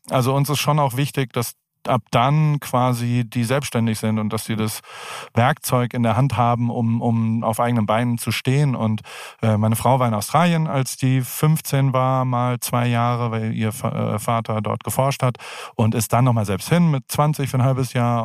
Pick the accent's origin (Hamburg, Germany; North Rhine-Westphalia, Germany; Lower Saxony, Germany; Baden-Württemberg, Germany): Baden-Württemberg, Germany; Heidelberg; moved away as an adult; also born or lived in San Francisco, United States; now in United States; Ich komme aus Heidelberg